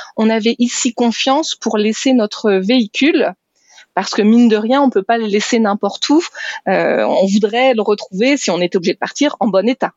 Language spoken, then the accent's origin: French; France; moved away; on est français